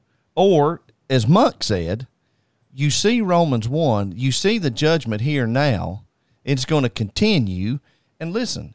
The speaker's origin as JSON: {"language": "English", "country": "United States", "said": "we as American people"}